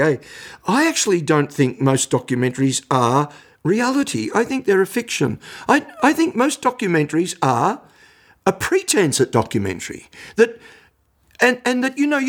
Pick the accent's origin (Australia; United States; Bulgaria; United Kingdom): Australia; Belgrave, Victoria; also born or lived in Camberwell / Box Hill; I grew up in Belgrave. When I was four, my mum and dad and I and my sister lived in Belgrave.